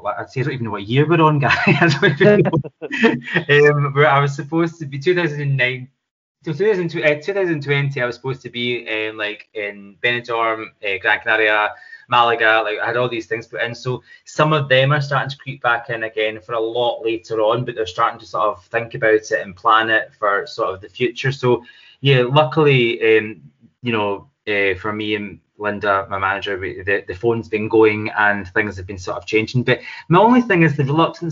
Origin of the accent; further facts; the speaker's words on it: Scotland, United Kingdom; moved away as an adult; also born or lived in London; we're both Scottish. I trained in Scotland, and I lived in London for 15 years